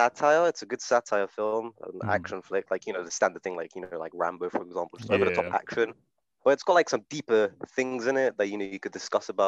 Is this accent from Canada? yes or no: no; Slovakia; now I'm from Slovakia as well